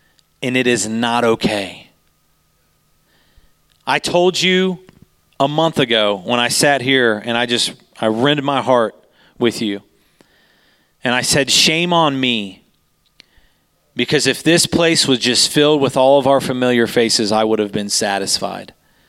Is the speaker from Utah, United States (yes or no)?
yes; Utah, United States; We came from Utah, and we don't know where we're supposed to be